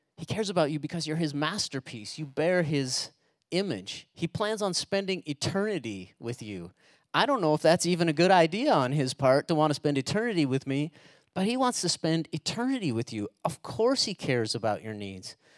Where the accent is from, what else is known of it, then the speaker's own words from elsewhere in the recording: United States; we're Americans